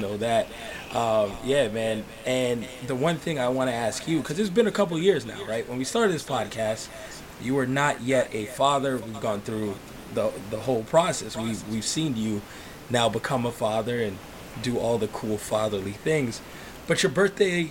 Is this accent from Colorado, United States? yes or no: no; New York City, New York, United States; growing up in New York